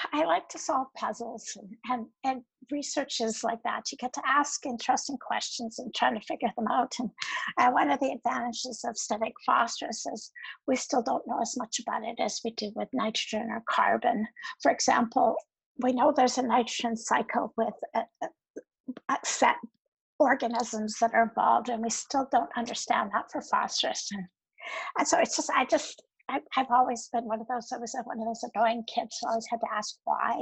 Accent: Merritt, British Columbia, Canada; moved away; also born or lived in Kingston, Ontario; I grew up near in Merritt, BC

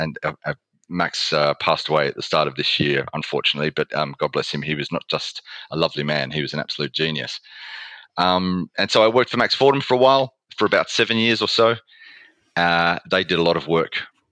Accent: Australia; accent: Australian; moved away as an adult; also born or lived in Melbourne; now in United Kingdom; I have a background in journalism, starting off in Australia, as you might be able to tell from my accent.

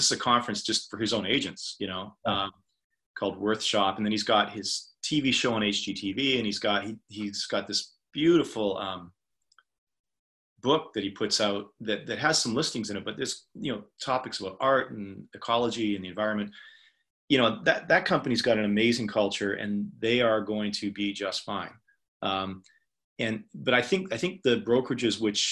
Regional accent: Canada; I'm a Canadian.

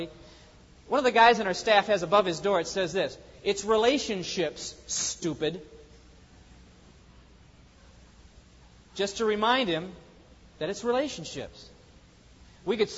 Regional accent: the Northwest, Pacific Northwest, United States; I'm from the Northwest

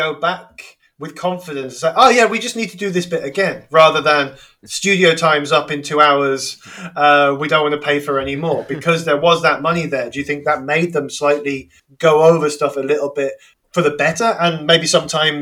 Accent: England, United Kingdom; I'm just pronouncing it as an English person

